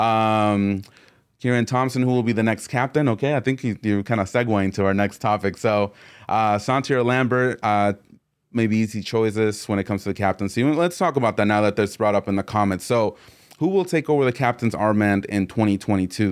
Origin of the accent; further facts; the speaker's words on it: Mexico; I'm from Mexico.